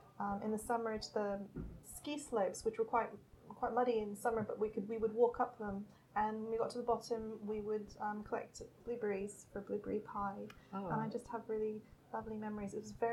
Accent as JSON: {"language": "English", "town": "Montreal", "region": "Quebec", "country": "Canada", "tie": "born or raised there", "also_born_or_lived": "Wimbledon, London / Laurentian Mountains, Quebec / France", "moved": "as an adult", "lives_now": "London, United Kingdom", "said": "we moved to Montreal. So I grew up in Montreal. I went to school. I went to university there."}